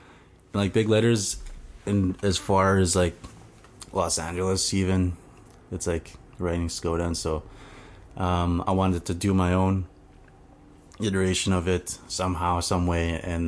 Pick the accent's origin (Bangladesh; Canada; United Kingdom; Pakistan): Canada; Cross Lake, Manitoba; I am Cree from Swampy Cree from Treaty 5. Cross Lake is the reserve that's 8 hours north of Winnipeg. Yeah. That's where I'm from.